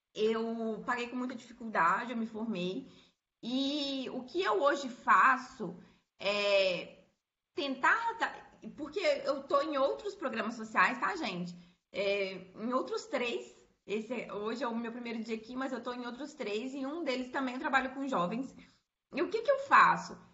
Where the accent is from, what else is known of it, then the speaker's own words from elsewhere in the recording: Belo Horizonte, Minas Gerais, Brazil; eu sou aqui de Belo Horizonte